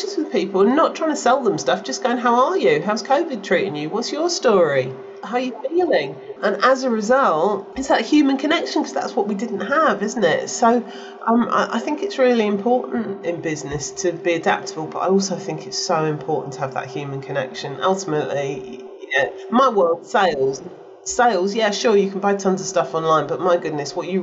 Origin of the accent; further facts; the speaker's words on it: United Kingdom; I'm a Brit